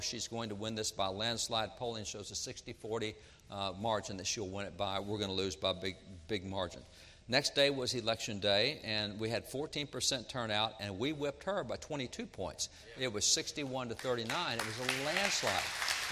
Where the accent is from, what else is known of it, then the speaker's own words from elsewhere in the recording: Texas, United States; I am a cowboy from Texas